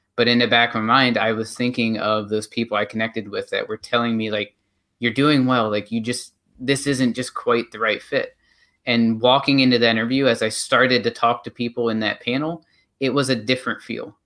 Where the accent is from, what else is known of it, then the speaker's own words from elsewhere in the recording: North Central Pennsylvania, United States; moved away as an adult; I am originally from North Central Pennsylvania